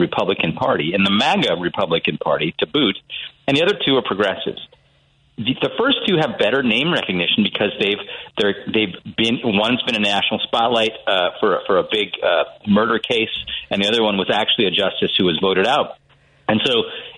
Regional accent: Wisconsin, United States

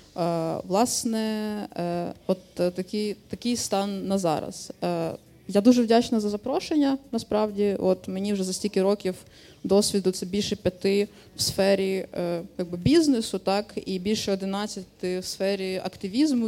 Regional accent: Dnipro, Dnipropetrovsk Oblast, Ukraine; moved away as an adult; now in Ivano-Frankivsk, Ukraine; Я з Дніпра е, з 2000 13-го року чи 12-го року я велосипедна активістка в місті Дніпро

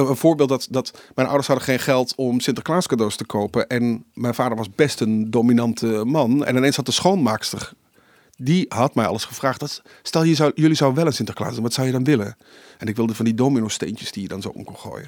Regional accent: Limburg, Netherlands; En dan moet je als Limburgse jongen, eh, je doet eerst voor je gedoopt, dan doe je de communie en dan het vormsel.

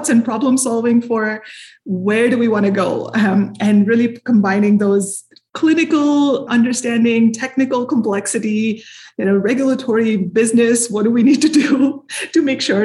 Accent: India; moved away as an adult; also born or lived in Minneapolis, Minnesota; now in United States; I'm from India originally, grew up there.

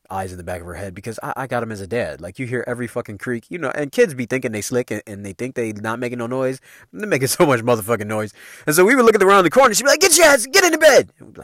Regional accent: Chicago, Illinois, United States; if y'all don't know me, you know I'm from Chicago, man. So Joe is a Chicago term, man. You can take me out of Chicago, but you can't take the Chicago out of me.

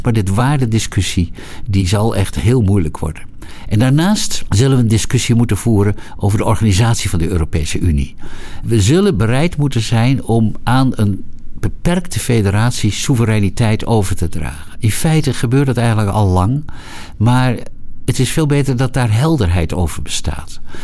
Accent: Netherlands; wij natuurlijk als Nederlanders

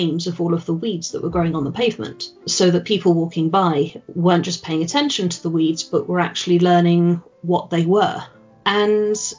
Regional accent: England, United Kingdom; I am English

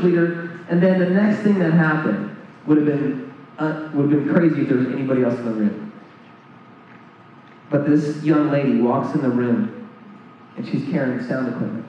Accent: New Jersey, United States; I'm from New Jersey

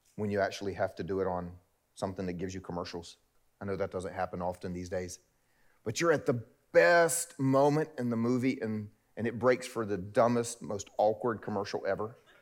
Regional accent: the South, United States; because I'm a Southerner and that's what we do here in the South

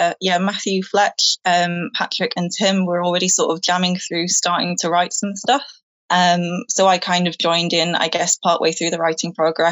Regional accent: Manchester, North West England, United Kingdom; moved away as an adult; now in Chester, United Kingdom; I'm from Manchester originally

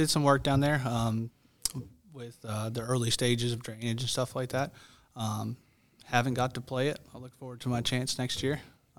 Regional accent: Boston, Massachusetts, United States; also born or lived in Raleigh, North Carolina; now in Pinehurst, United States; Originally Boston.

